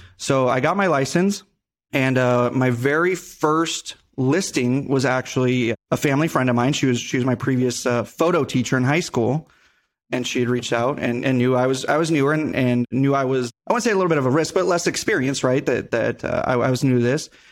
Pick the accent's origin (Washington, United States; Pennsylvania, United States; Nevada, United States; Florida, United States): Nevada, United States; Henderson; born and raised in Vegas, more specifically Henderson